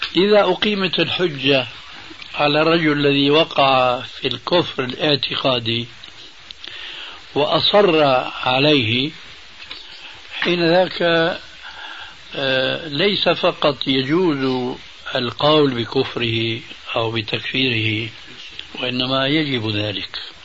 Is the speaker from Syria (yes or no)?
yes; Syria; moved away; also born or lived in Damascus; عندنا في سوريا